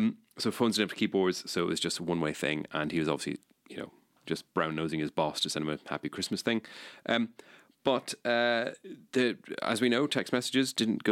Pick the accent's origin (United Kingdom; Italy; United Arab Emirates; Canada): United Kingdom; being a British citizen.